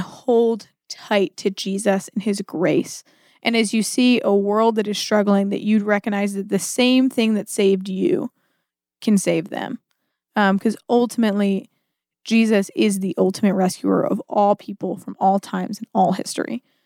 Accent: United States; as an American

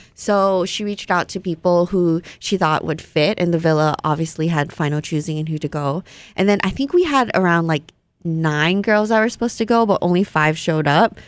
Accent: Hawaii, United States; born or raised there; first language Vietnamese; English is a second language; also born or lived in Malaysia

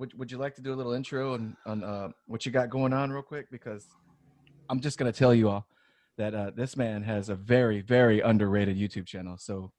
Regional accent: near Fort Polk, Southwest Louisiana, United States; I'm from Southwest Louisiana

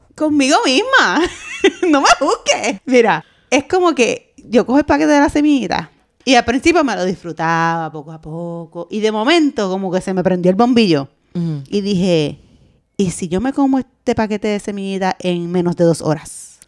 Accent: Puerto Rico; como buena boricua

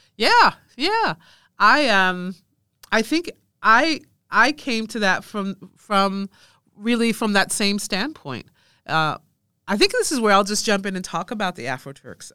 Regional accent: Rochester, New York, United States; I was born in Rochester, New York, which is very close to Canada

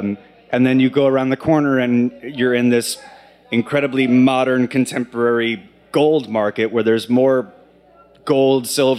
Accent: Texas, United States; also born or lived in South Carolina / Alabama / Mississippi / Bahrain; now in Pennsylvania, United States; ask where I'm from originally, I normally just say Texas because it's a lot easier to say than, well, I was born in South Carolina, but I don't have any memory of that because we moved to Texas and then to Alabama and then to Mississippi

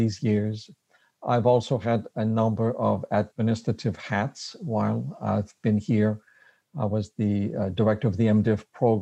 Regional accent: Quebec City, Quebec, Canada; accent: French Canadian; English is a second language; moved away as an adult; also born or lived in Berrien Springs, Michigan; now in Michigan, United States; I am a French Canadian. I'm from Quebec City, moved here to Andrews University about 27 years ago

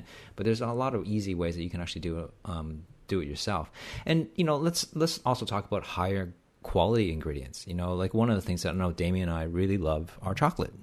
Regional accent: Canada; I'm Canadian

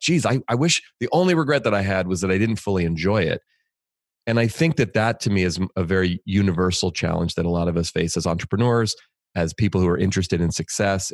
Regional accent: Bay Area, California, United States; I grew up in the Bay Area in California

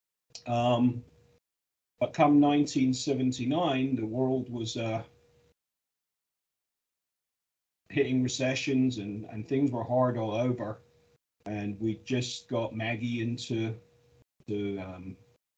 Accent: Scotland, United Kingdom; also born or lived in London; I'm Scottish

